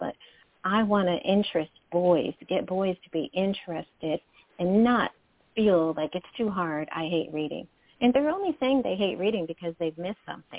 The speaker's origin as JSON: {"language": "English", "region": "Michigan", "country": "United States", "said": "And I am from Michigan. I'm in the Detroit metro area."}